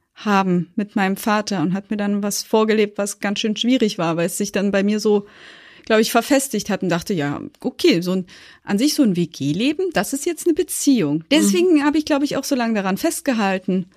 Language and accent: German; Thuringia, Germany; now in Berlin, Germany; wir sind dann nach Berlin umgesiedelt, wir kommen eigentlich aus Thüringen